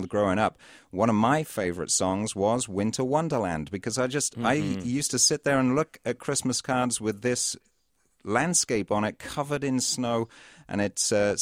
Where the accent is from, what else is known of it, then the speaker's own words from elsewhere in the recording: Cambridge, East of England, United Kingdom; now in Minnesota, United States; I grew up just outside Cambridge in the UK